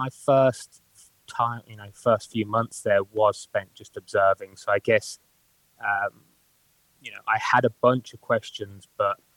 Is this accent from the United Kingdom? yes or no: yes; Birmingham, West Midlands, United Kingdom; accent: Birmingham; also born or lived in Newcastle; that's Birmingham for you. So if you can't understand my accent, it's probably because